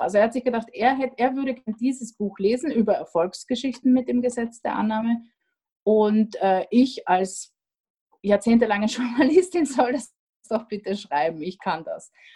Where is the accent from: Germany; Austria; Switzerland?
Austria; now in Vienna, Austria; ich bin Österreicherin